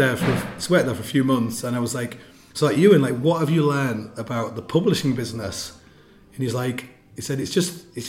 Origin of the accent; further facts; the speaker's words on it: England, United Kingdom; I'm from England.